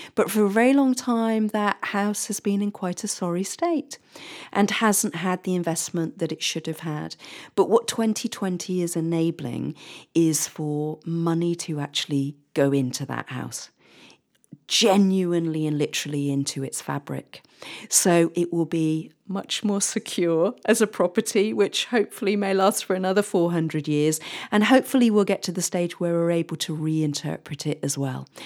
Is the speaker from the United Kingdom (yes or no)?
yes; England, United Kingdom; for us as English storytellers, if you like, or English historians